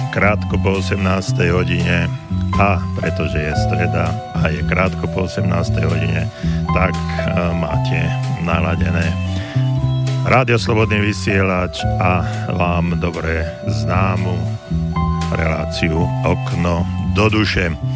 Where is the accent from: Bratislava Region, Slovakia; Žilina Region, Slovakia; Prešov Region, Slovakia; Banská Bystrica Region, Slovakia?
Banská Bystrica Region, Slovakia; Banská Bystrica; som e, z Banskej Bystrice